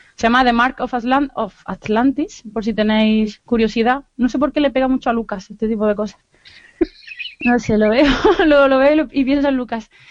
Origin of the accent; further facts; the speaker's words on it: Granada, Andalusia, Spain; accent: Andalusian; moved away as an adult; also born or lived in Málaga; now in Bilbao, Spain; Pero soy de Granada, llevo toda la vida viviendo en Granada, antes de lo de Málaga, y ahora vivo en Bilbao, pero intento mantener mi acento andaluz.